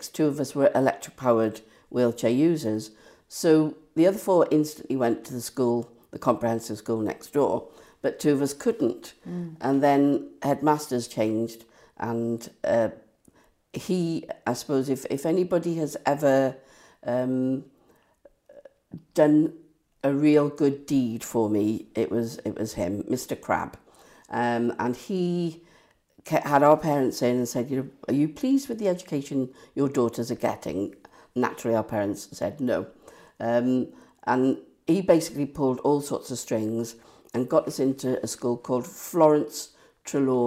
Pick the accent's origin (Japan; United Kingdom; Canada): United Kingdom; Cardiff, Wales; I was born in Cardiff, born in Cardiff, to Irish parents